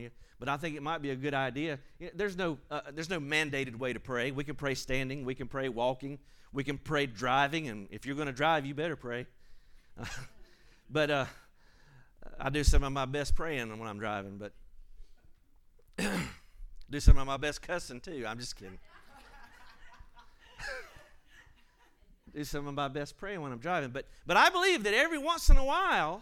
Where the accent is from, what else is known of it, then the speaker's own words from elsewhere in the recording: United States; I'm an American citizen